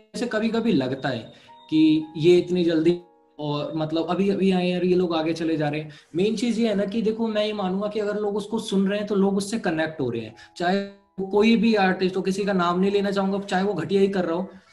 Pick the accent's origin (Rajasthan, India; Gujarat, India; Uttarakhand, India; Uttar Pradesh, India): Uttar Pradesh, India; Noida; also born or lived in Ghaziabad; मैं नोएडा से हूँ